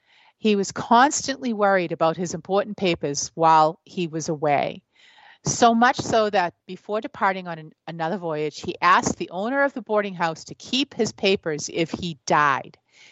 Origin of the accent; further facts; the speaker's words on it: New England, United States; I'm from New England.